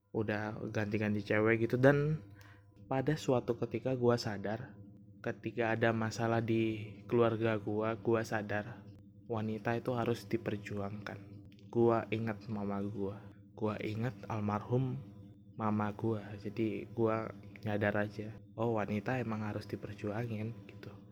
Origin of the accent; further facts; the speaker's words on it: Gresik, East Java, Indonesia; Jadi dia di kota S gitu S gua di kota G hmm. ya Gresik Gresik ya tahu kan Gresik ya itu pokoknya gua gua kan tinggalnya di Gresik